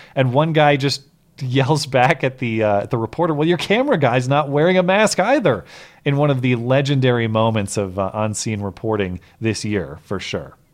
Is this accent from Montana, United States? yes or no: yes; Montana, United States; my home state of Montana